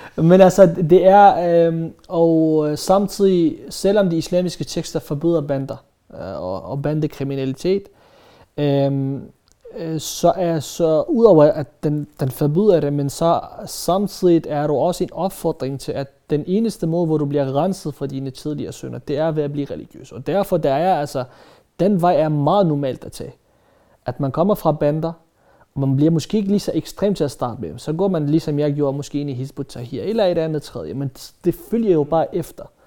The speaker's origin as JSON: {"language": "Danish", "country": "Denmark"}